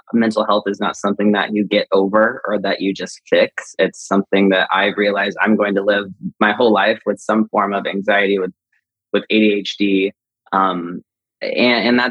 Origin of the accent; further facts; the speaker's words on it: Marion, Indiana, United States; now in Los Angeles, United States; we grew up in Indiana